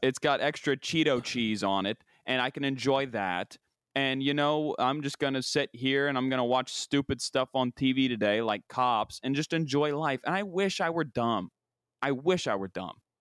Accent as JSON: {"language": "English", "region": "West Virginia", "country": "United States", "tie": "born or raised there", "moved": "yes", "said": "the creme de la creme of growing up in my hometown and the sign of, the, the status symbol of when you make it is when you have a, a little pontoon boat and you can go out on the Ohio River"}